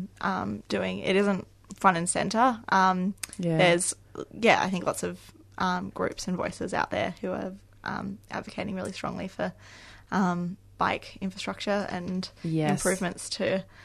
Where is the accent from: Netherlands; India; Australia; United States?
Australia; Canberra, Australian Capital Territory; moved away as an adult; now in Melbourne, Australia; I am originally from Canberra and I worked in bike advocacy there